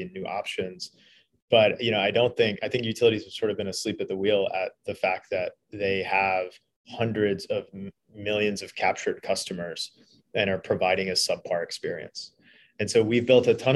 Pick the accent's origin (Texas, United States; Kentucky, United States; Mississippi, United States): Kentucky, United States; Eastern; moved away as an adult; also born or lived in Philadelphia / Washington, D.C.; I grew up in Eastern Kentucky, so coming to Philly was a big change.